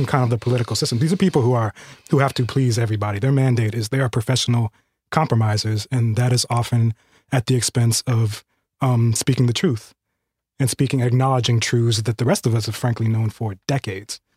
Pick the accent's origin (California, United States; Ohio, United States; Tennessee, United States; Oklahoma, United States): California, United States; I'm a Californian